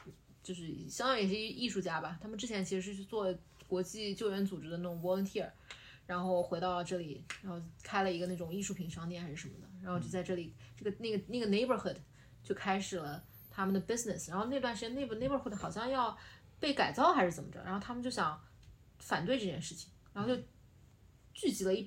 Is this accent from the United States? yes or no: no; Nanjing, Jiangsu, China; 我觉得就是费城会就会 remind 我，呃，想到我的老家南京，